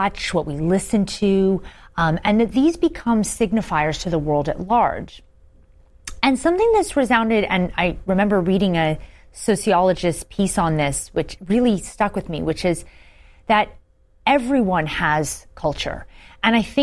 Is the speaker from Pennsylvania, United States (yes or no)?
yes; rural Pennsylvania, United States; moved away; also born or lived in West Virginia; I grew up in this small town in rural Pennsylvania. I'm the daughter of Irish immigrants. I was born in West Virginia.